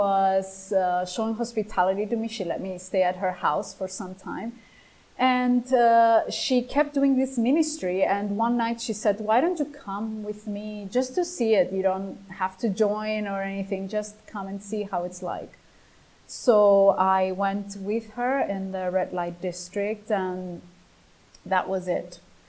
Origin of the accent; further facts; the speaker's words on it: Greece; English is a second language; Growing up in Greece, in the Greek language, and in the New Testament, and the Christian context here in the tradition is.